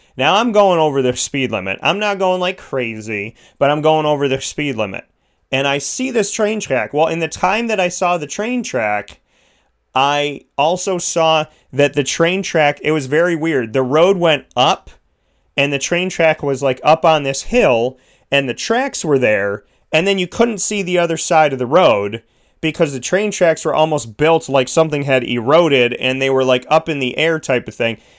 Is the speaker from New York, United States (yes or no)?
yes; New York, United States; I'm a New Yorker